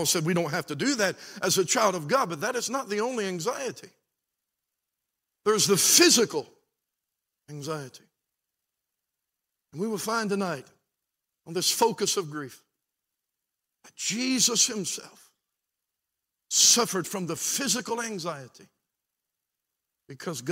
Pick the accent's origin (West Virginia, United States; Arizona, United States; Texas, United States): West Virginia, United States; Beckley; I'm from Beckley.